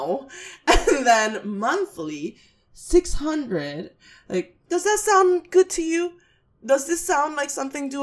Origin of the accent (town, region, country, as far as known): New York City, New York, United States